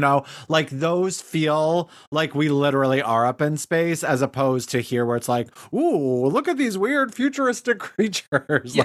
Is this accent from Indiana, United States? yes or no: no; Cody, Wyoming, United States; moved away; also born or lived in Chicago, Illinois; this restaurant I worked at in Cody, Wyoming, after I moved home from Chicago